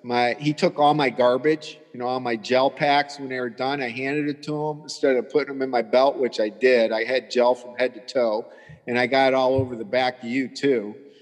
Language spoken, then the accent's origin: English; Toledo, Ohio, United States; now in Florida, United States; I'm from here. I'm from Holy Toledo, and it's not just a saying, but yeah, we moved to Florida, and from Ohio